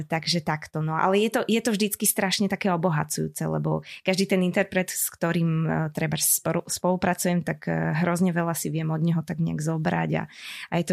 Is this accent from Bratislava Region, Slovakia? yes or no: yes; Senec, Bratislava Region, Slovakia; začínala som e, v jednom spevackom zbore u nás v Senci.